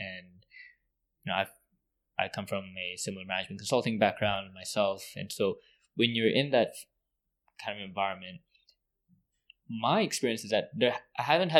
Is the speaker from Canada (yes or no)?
yes; West Coast, Canada; moved away; also born or lived in Kingston; I grew up in the West Coast